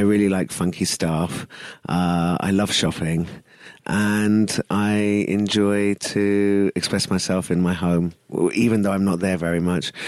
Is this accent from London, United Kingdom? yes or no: yes; London, United Kingdom; moved away as an adult; also born or lived in East Africa; now in Pune, India; I grew up in London, so very multicultural